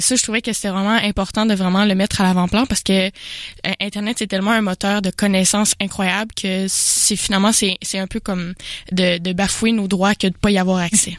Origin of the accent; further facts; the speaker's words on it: Jonquière, Quebec, Canada; je viens de Jonquière. Euh, c'est une région